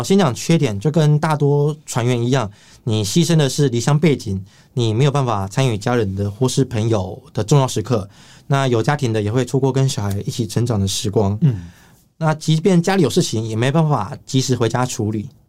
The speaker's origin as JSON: {"language": "Chinese", "country": "Taiwan", "said": "我来自台湾"}